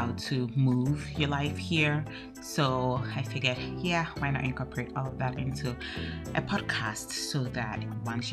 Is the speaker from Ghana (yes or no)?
yes; Ghana; moved away as an adult; now in Denmark; I am Ghanaian and I live in Denmark by virtue of the fact that I married a Dane and had to move here